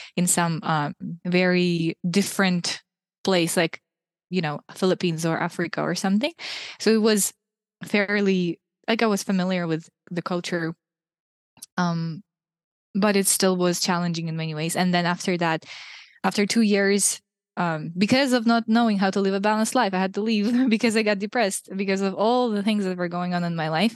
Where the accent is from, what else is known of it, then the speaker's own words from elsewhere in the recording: Russia; moved away as an adult; also born or lived in Ukraine; now in Hungary; I was born in Ukraine, raised in Russia